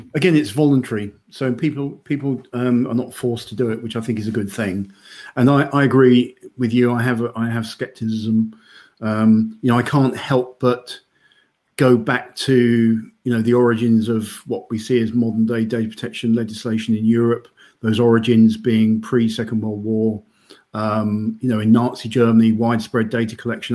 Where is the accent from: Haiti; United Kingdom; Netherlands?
United Kingdom; now in Denmark; I'm British